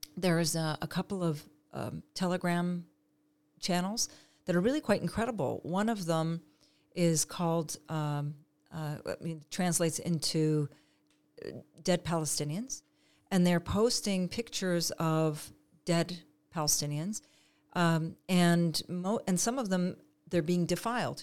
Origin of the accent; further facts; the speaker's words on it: Canada; moved away as an adult; now in Israel; I was born and raised in Canada